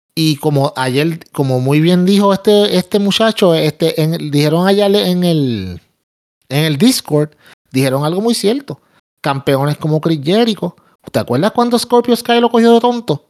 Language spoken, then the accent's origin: Spanish; Puerto Rico